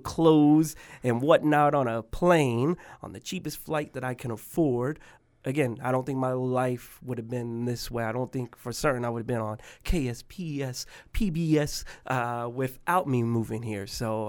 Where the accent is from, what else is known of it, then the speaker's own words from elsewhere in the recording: Spokane, Washington, United States; born there; also born or lived in Tacoma, United States / Mobile, United States; So I was born to a mother who was 16 years old, and I was born at home in a tub. From my understanding, it was here in Spokane, and then I moved from here to Tacoma, and from Tacoma to Mobile, Alabama